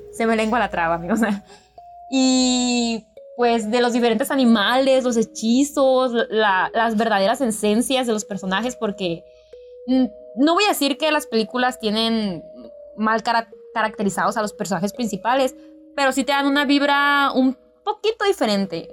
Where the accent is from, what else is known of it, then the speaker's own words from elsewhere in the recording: northern Mexico, Mexico; tú y yo somos de México